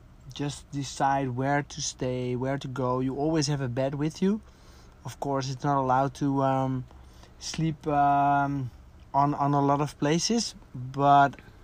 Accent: Netherlands; also born or lived in south of Spain; now in Spain; We're a Dutch couple living and running a successful business in the south of Spain.

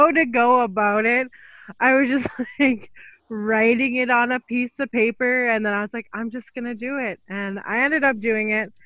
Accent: Fishing Lake Métis Settlement, Alberta, Canada; I'm from Fishing Lake Métis Settlement

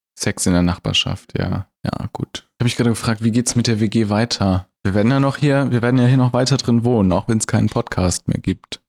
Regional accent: Germany; Wir sind in Deutschland geboren.

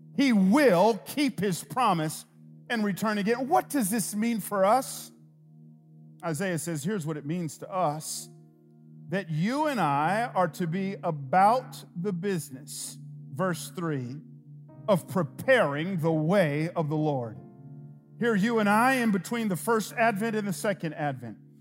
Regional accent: Atlanta, Georgia, United States; I grew up in Atlanta.

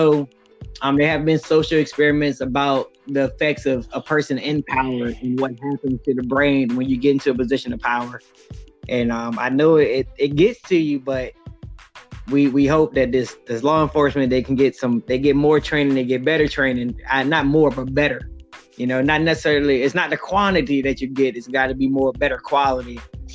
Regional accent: the South, United States; we're from the South

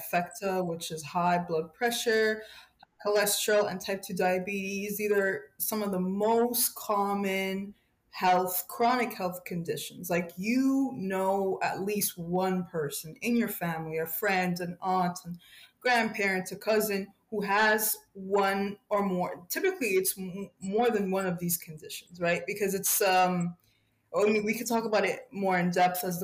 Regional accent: Egypt; now in Ontario, Canada; Well, we live in Ontario, but we come from Egypt. We're immigrants.

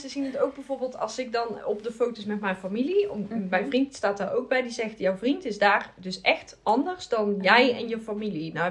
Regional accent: Brazil; ik kom natuurlijk uit Brazilië.

